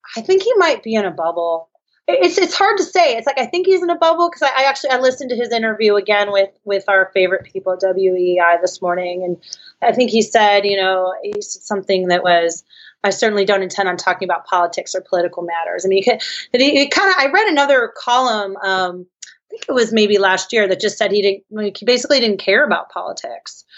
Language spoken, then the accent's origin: English; San Francisco, California, United States; I'm from San Francisco